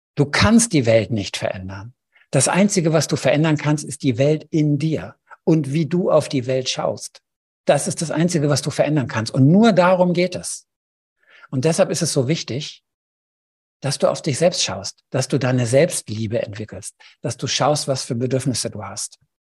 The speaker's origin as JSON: {"language": "German", "country": "Germany", "said": "bei uns in Deutschland"}